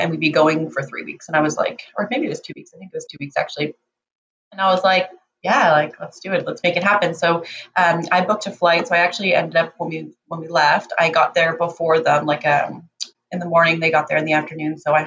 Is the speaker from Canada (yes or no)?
yes; Ontario, Canada; moved away as an adult; also born or lived in Vancouver Island, British Columbia / Tofino, British Columbia; now in British Columbia, Canada; I'm originally actually from Ontario. I moved out to Vancouver Island about 11 years ago